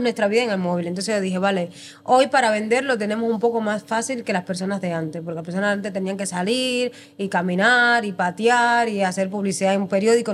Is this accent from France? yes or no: no; Cuba; moved away as an adult; now in Spain; yo soy cubana y en Cuba estudié hostelería